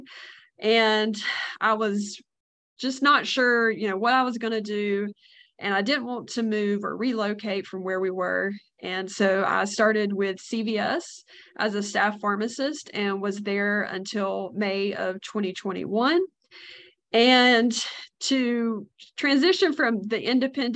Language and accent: English; North Carolina, United States; I'm from North Carolina, born and raised